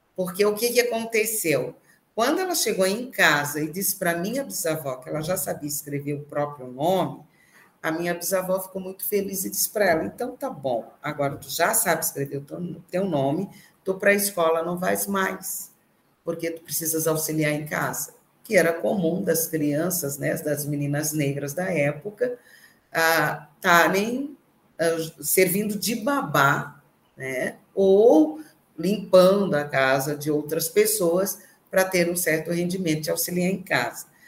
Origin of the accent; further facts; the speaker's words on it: Criciúma, Santa Catarina, Brazil; Nasci em Criciúma, né? Numa vila operária